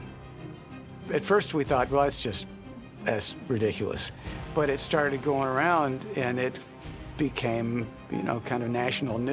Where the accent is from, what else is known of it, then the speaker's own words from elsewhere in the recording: Alabama, United States; I'm from Alabama. I was raised up in the Baptist church